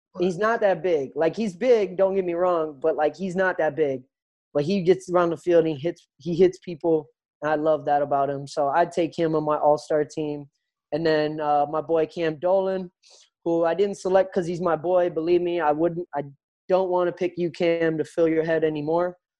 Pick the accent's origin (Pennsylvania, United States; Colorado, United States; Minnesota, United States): Minnesota, United States; moved away; I grew up in Minnesota